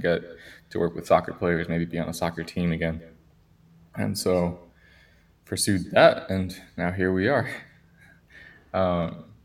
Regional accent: New Jersey, United States; also born or lived in Colombia; So born in Colombia, came to the U.S. when I was 6 years old. My parents and I, we moved to New Jersey

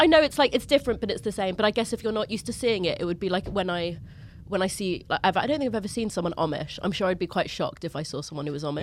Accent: London, United Kingdom; Finchley is a North London suburb. It's, I am from Finchley

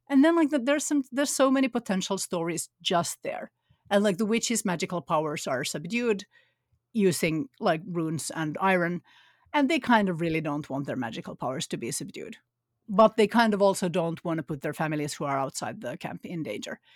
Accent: Finland; moved away; also born or lived in Sweden; I grew up in Finland

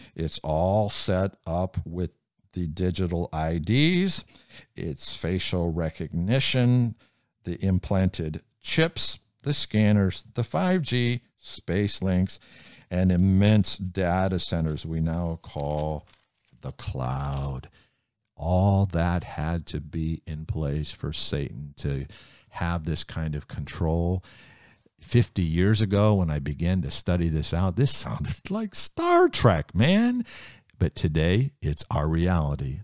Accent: United States; I'm a follower of Jesus before I'm an American.

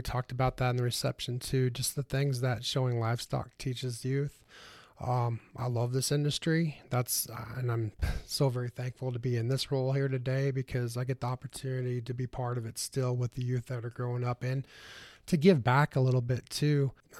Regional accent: Nebraska, United States; So I grew up in Northeast Nebraska. I grew up in a livestock showing family.

